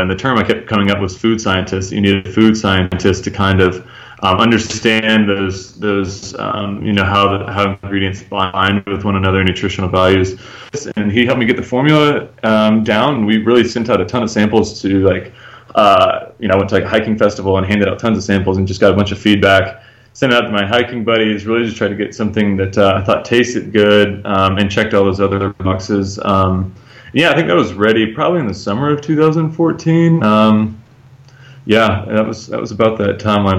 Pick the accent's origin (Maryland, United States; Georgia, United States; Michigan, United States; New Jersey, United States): Georgia, United States; moved away as an adult; also born or lived in Thailand; now in Guatemala; I'm from Georgia